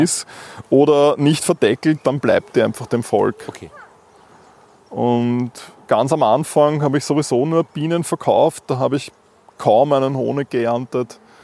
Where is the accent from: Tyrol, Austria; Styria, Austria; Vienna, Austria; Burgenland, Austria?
Vienna, Austria; ich bin in Wien aufgewachsen